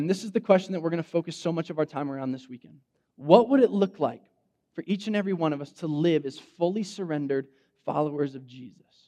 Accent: Fresno, California, United States; I grew up in Fresno, like West Fresno. I'm a Central High School graduate

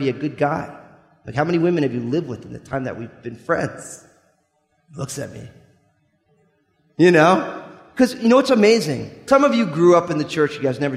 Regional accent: New Jersey, United States; I'm from New Jersey

